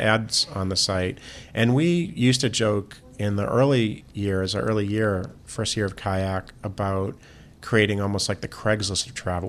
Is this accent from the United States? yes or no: yes; Boston, Massachusetts, United States; I grew up in Boston.